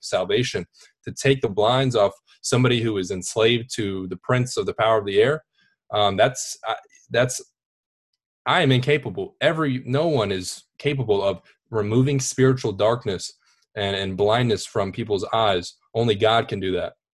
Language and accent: English; Wake Forest, North Carolina, United States; I am from Wake Forest, Raleigh, North Carolina.